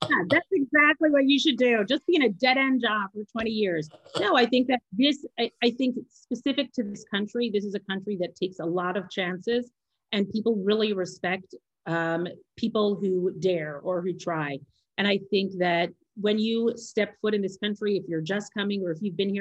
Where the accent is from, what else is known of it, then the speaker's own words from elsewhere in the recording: Canada; moved away as an adult; now in Israel; I'm Canadian, I'm a woman